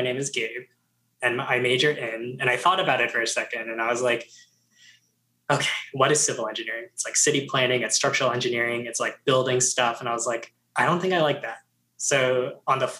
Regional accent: New Jersey, United States; moved away as an adult; also born or lived in Georgia; everyone was going to like that local school in New Jersey, Rutgers

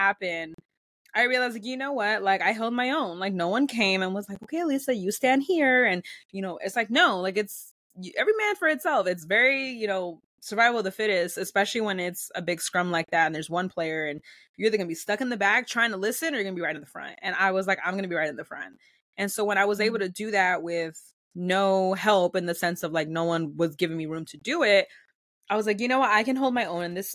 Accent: Los Angeles, California, United States; first language Spanish; English is a second language; also born or lived in Pasadena; being in LA and being in Los Angeles and growing up in California

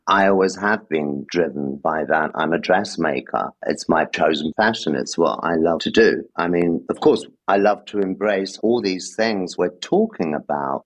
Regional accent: London, United Kingdom; moved away as an adult; also born or lived in Gibraltar; now in Paris, France; I grew up in London, but it was South London

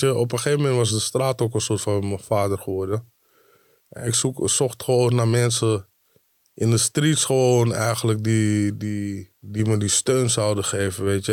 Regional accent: Amsterdam, North Holland, Netherlands; moved away as an adult; now in Diemen, Netherlands; want ik kom uit Amsterdam

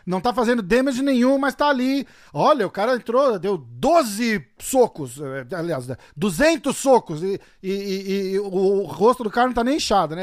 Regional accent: Brazil; Eu sou brasileiro

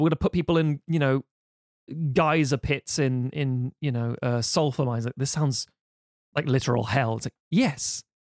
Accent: United Kingdom; being British.

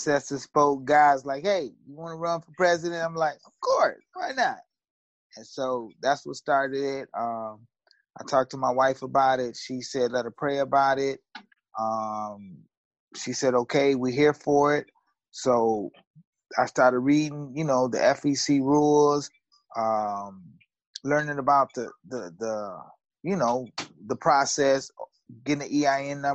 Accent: Aurora, United States; I was born in Aurora, October 10th, 1972.

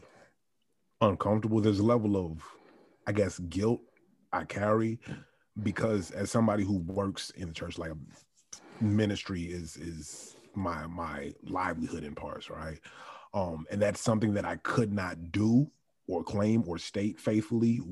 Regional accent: Virginia, United States; moved away as an adult; also born or lived in New York; now in Miami, United States; I was born in New York, and I grew up in Virginia for the most part

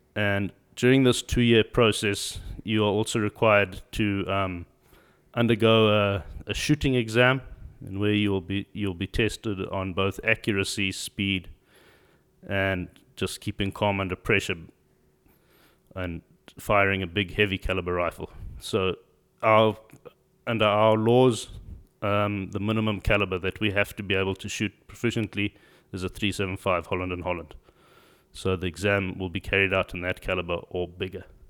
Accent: Zimbabwe; also born or lived in South Africa; I'm from Zimbabwe. Uh, born there, grew up there.

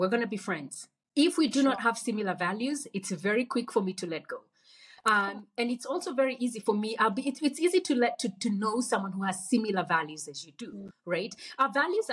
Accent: Kenya; moved away as an adult; now in Nairobi, Kenya; I grew up in Kenya, I didn't grow up in Nairobi, so I was really moving to like a new place

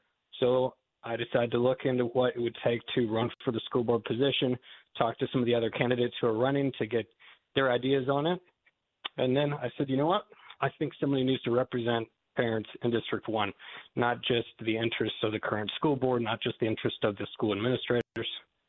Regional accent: Goshen, United States; born there; also born or lived in Massachusetts / North Carolina / Texas / Malawi; As was mentioned, I was born here in Goshen, and I've lived a number of different places since then, Massachusetts, North Carolina, Texas, Malawi, Africa for a number of years.

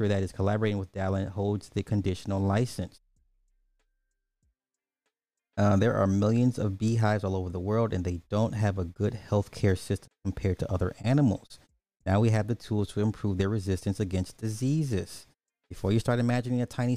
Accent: Illinois, United States; my home state

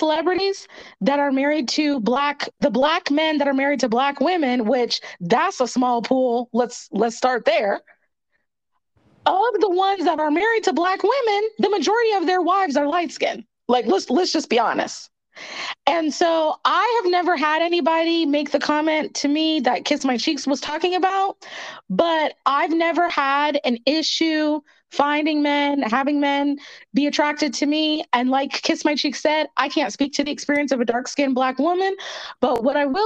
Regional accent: Pennsylvania, United States; moved away as an adult; now in Atlanta, United States; I'm from Pennsylvania. So I was born in the early 80s

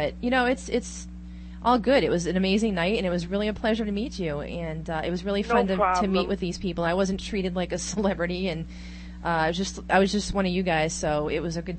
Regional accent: Massachusetts, United States; I'm from Massachusetts.

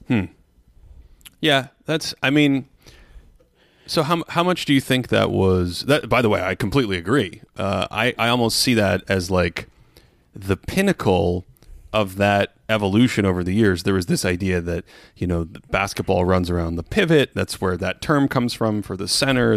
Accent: Boston, Massachusetts, United States; I grew up in Boston.

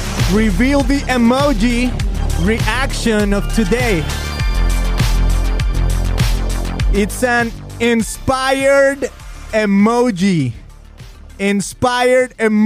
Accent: Mexico; moved away as an adult; now in United States; I'm a Mexican guy. I grew up in Mexico 24 years of my life. Then I came to the U.S.

